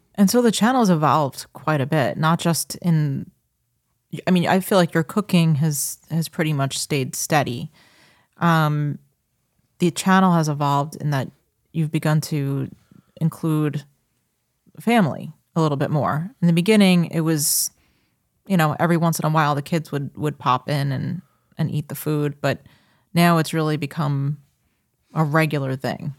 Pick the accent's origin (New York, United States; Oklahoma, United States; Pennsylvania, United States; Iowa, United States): New York, United States; Long Island; I am from Long Island, born and raised